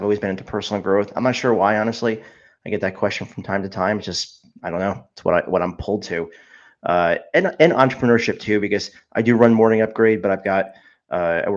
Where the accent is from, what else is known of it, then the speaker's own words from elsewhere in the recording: New Jersey, United States; I've lived in New Jersey my whole life, except for when I went to college